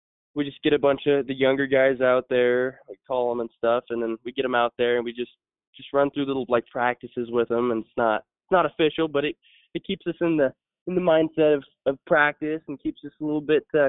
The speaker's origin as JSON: {"language": "English", "area": "hometown of Eastern", "region": "Washington", "country": "United States", "tie": "born or raised there", "said": "Eastern here in my hometown"}